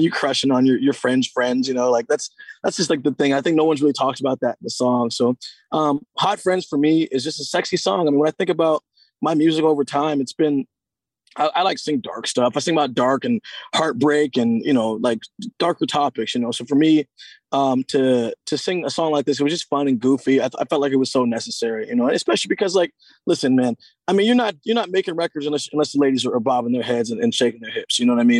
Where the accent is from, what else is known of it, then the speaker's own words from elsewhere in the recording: Seattle, Washington, United States; to be from my hometown and like for an expansion team to first of all come to Seattle.